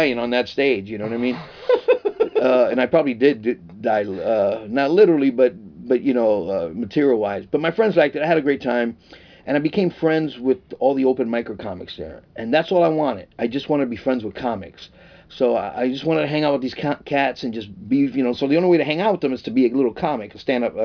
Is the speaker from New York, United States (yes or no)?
yes; New York City, New York, United States; moved away; also born or lived in Tucson, Arizona; I moved from the Bronx to Tucson, Arizona. I became a professional when I was 19.